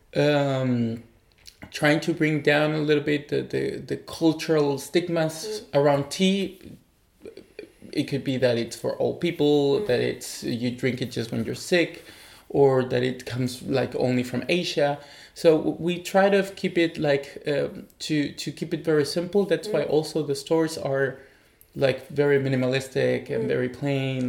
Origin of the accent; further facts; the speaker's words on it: Chile; also born or lived in Taiwan; now in Berlin, Germany; I'm originally from Chile.